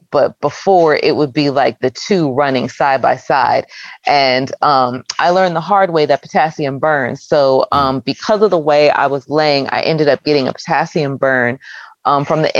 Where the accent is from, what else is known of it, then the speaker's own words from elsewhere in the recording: Philadelphia, Pennsylvania, United States; I'm from the Philadelphia area